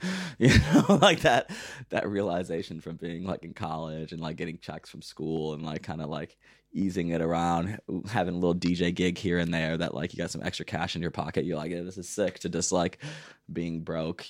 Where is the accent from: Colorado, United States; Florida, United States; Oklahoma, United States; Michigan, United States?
Michigan, United States; Detroit; moved away as an adult; now in Berlin, Germany; growing up in Detroit